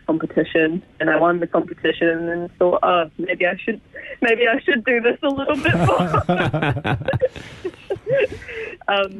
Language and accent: English; Arrowtown, Otago, New Zealand; I'm from Arrowtown